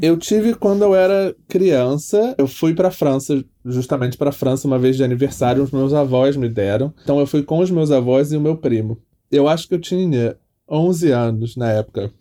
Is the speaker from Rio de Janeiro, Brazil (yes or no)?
yes; Petrópolis, Rio de Janeiro, Brazil; moved away as an adult; eu sou de Petrópolis, né? Eu cresci em Petrópolis, que é no interior do Rio